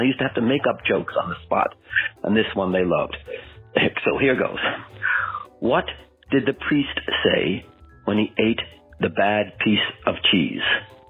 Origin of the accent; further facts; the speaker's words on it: Crosshaven, Munster, Ireland; I'm from Crosshaven, Ireland, actually.